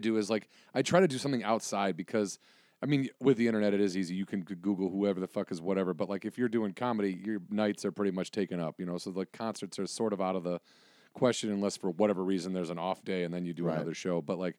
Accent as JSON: {"language": "English", "region": "Illinois", "country": "United States", "lives_now": "Los Angeles, United States", "said": "No, I'm from Illinois."}